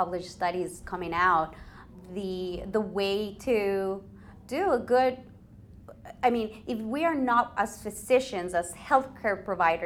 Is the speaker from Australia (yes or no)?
no; Ecuador; I was born and raised in Ecuador.